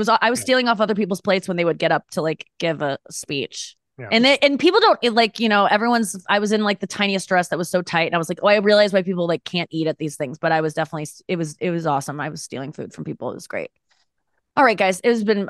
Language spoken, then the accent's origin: English; St. Louis, Missouri, United States; I still live in St. Louis. Yeah. I moved back during the pandemic and then I just stayed. That's my hometown.